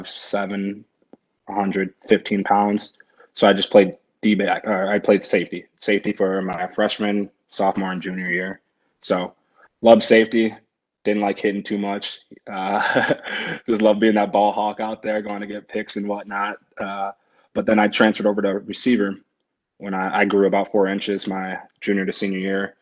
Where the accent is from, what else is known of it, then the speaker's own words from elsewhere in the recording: Delavan, Wisconsin, United States; I started off in the township of Delvin, my hometown